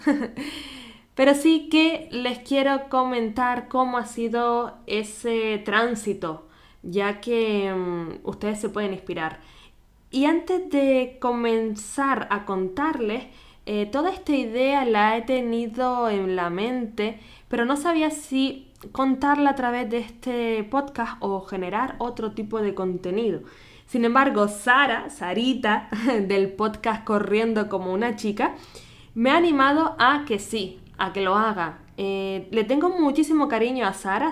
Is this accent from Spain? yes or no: yes; Gran Canaria, Canary Islands, Spain; moved away as an adult; now in Vienna, Austria; nacida en Canarias